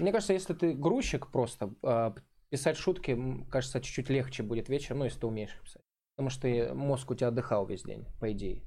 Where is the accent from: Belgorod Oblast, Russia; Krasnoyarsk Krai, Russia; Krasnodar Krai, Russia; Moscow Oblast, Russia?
Krasnodar Krai, Russia; Krasnodar; «Клуб миллионеров» был у нас там какой-то в Краснодаре